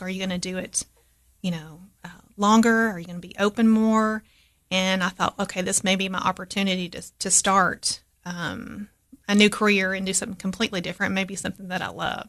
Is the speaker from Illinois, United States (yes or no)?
no; Crossville, Tennessee, United States; also born or lived in Cookeville, Tennessee; I grew up in Crossville, which is, you know, next door to Putnam County